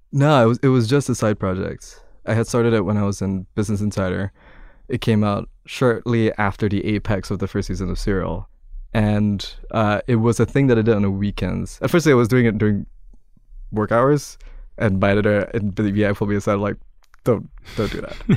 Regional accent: Kuala Lumpur, Malaysia; moved away as an adult; now in New York, United States; I'm from Kuala Lumpur, Malaysia originally

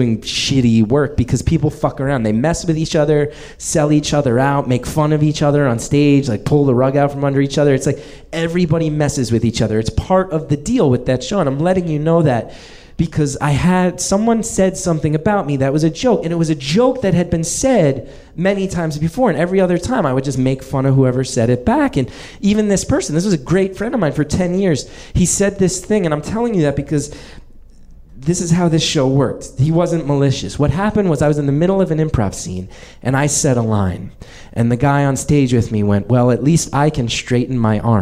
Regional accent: New Jersey, United States; born or raised there; moved away as an adult; now in Brooklyn, United States

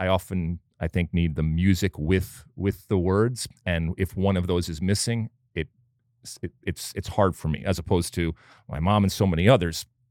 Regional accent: United States; we as American soccer fans

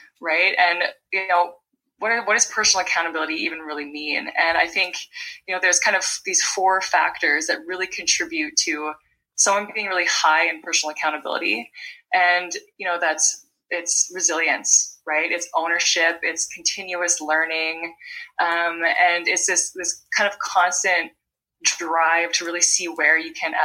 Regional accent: Vancouver Island, British Columbia, Canada; now in Ottawa, Canada; I'm from Vancouver Island, British Columbia, Canada, and I currently live in Ottawa

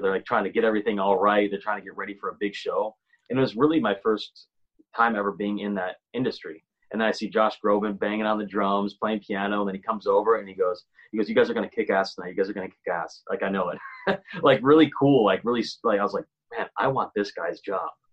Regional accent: Grand Rapids, Michigan, United States; moved away as an adult; also born or lived in Nashville; now in Los Angeles, United States; I grew up in Grand Rapids, Michigan.

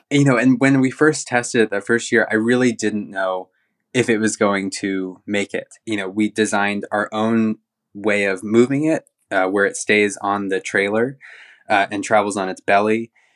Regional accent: Central Oregon, United States; moved away as an adult; also born or lived in Newport, Oregon / London; I was born in Newport and grew up in Central Oregon

